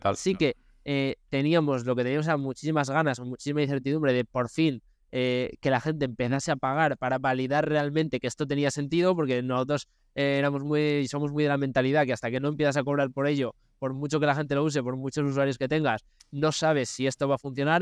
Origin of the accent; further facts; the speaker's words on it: León, Castile and León, Spain; also born or lived in United States; Nosotros somos de León y estamos en León